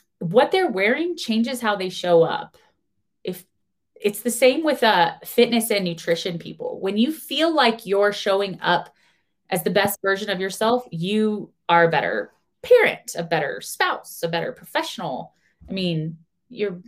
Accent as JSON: {"language": "English", "country": "United States", "said": "I am American"}